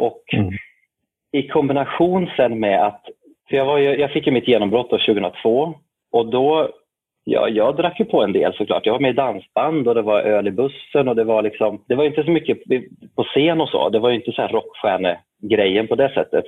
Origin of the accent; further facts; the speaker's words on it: Arvika, Värmland, Sweden; gammal biograf i Arvika där jag kommer ifrån, en liten stad i västra Värmland